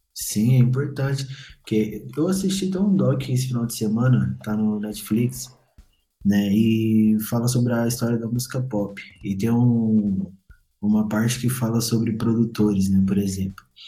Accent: Goiânia, Goiás, Brazil; moved away as an adult; also born or lived in Brasília; mais novo, eu achava que eu nunca sairia da, do meu bairro, da minha cidade

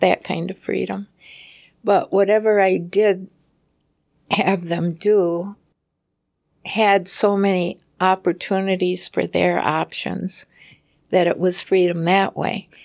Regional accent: Preston, Minnesota, United States; when I grew up in Preston, there's a town nearby called Lanesboro in Minnesota

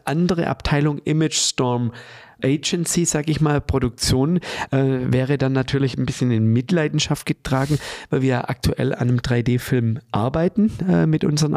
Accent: Germany; als Deutsche im Allgemeinen

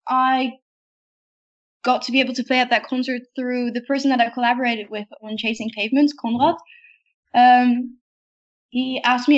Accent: The Hague, South Holland, Netherlands; I know one place in The Hague, because that's my hometown

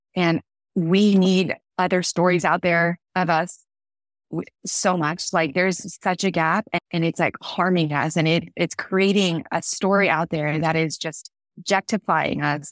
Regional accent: California, United States; grew up in California

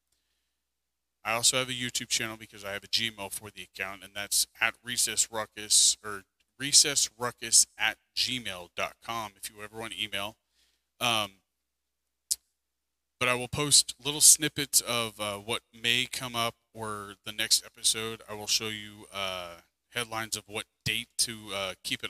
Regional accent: United States; as an American citizen

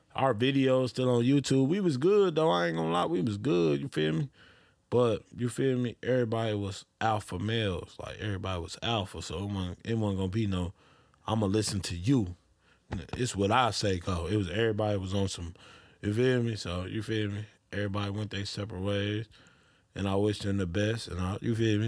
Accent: Detroit, Michigan, United States; I'm from Detroit

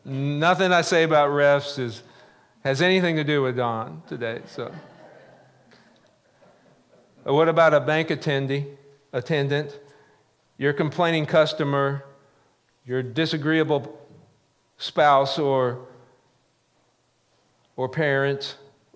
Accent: the Ozarks, United States; growing up in the Ozarks

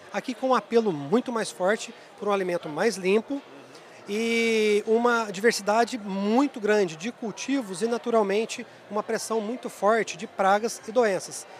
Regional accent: Três Pontas, Minas Gerais, Brazil; eu nasci na roça, né? eu sou cria do sul de Minas, da cidade de Três Pontas

